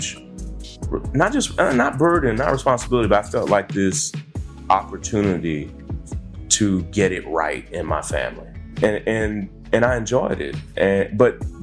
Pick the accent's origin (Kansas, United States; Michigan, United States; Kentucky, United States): Kentucky, United States; moved away as an adult; also born or lived in Atlanta / California / New York; we grew up in Kentucky